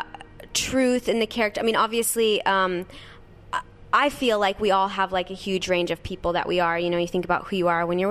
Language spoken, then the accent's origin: English; Nebraska, United States; I grew up in Nebraska, so in a very small town